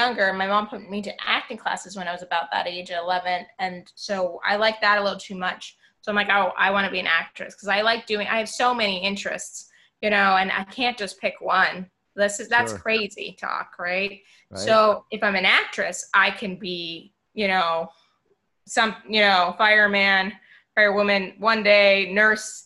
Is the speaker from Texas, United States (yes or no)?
no; Long Island, New York, United States; I grew up in New York on Long Island